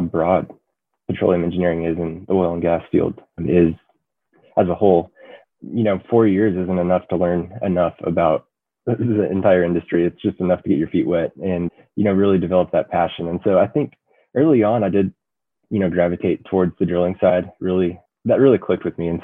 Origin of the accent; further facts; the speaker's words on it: Denver, Colorado, United States; moved away as an adult; now in Lubbock, United States; I grew up in Denver, Colorado